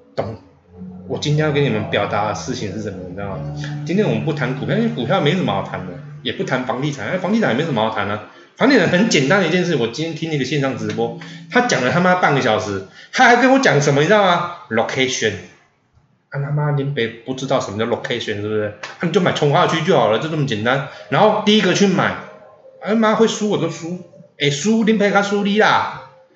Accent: Taiwan; 我们台湾人

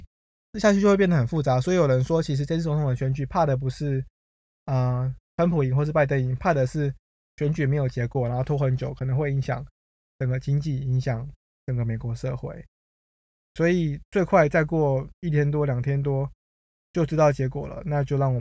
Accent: Taiwan; moved away as an adult; now in Pittsburgh, United States; 所以我第一次从美国来到匹兹堡，应该说我第一次从美国从台湾来美国买单程飞机票。

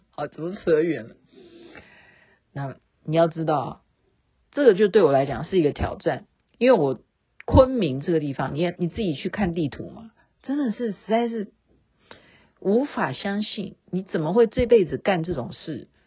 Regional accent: Taiwan; 我们台湾

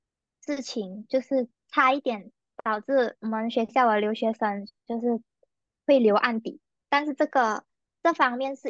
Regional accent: Malaysia; 作为一个马来西亚人，就是我们走路的步伐，大家都有目共睹。

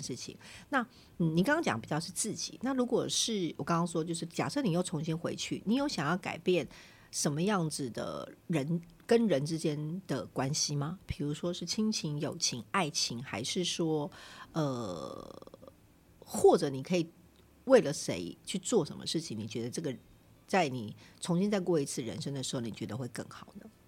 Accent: northern Taiwan, Taiwan; 我是北部人嘛

